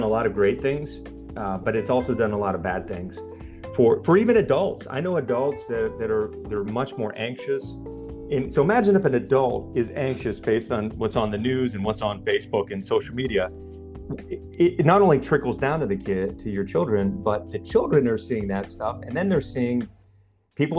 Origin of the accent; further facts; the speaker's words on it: Pennsylvania, United States; where I grew up in Pennsylvania